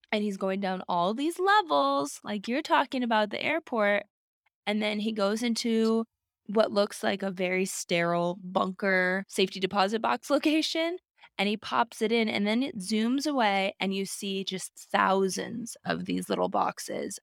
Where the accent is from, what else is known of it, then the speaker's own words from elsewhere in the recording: Alaska, United States; growing up in Alaska.